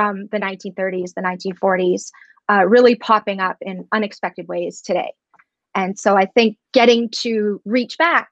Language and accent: English; Edmonton, Alberta, Canada; I am born and raised in Edmonton, educated at the U